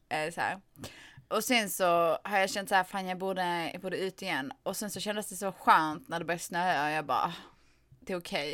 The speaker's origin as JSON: {"language": "Swedish", "region": "Skåne", "country": "Sweden", "said": "Jag kommer från Skåne"}